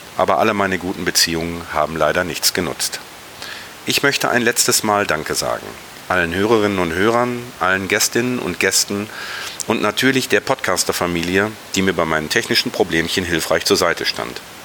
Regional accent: Ruhr area, North Rhine-Westphalia, Germany; meine Heimat, mein Revier

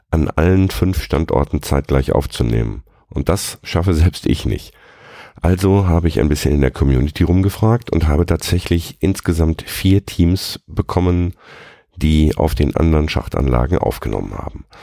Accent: North Rhine-Westphalia, Germany; Auch das äh, bei uns im Ruhrpott nicht unbedingt üblich.

